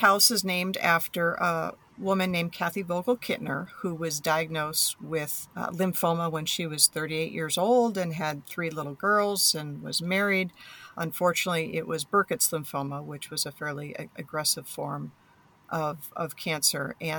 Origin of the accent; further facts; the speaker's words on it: Brookfield, Wisconsin, United States; of growing up in Brookfield, Wisconsin.